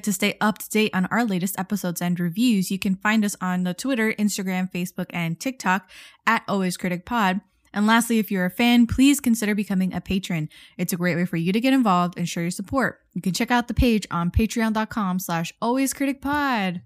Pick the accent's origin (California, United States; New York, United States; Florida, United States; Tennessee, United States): Florida, United States; Miami; we come from Miami, we come from the South Florida